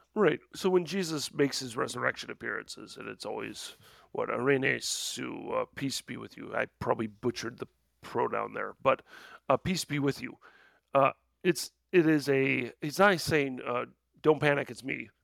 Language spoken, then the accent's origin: English; Midwest, United States; I'm a Midwesterner